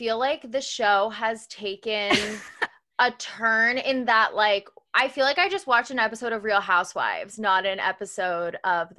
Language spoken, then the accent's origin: English; New Jersey, United States; also born or lived in Los Angeles; now in New York, United States; I'm from New Jersey. I live in New York now and then lived in LA. So I'm not really a Southern person